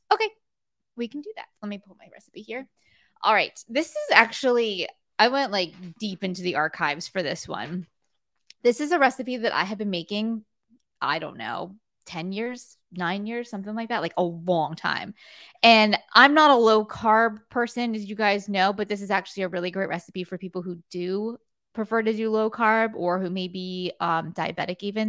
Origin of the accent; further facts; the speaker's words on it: South Florida, United States; when I grew up in South Florida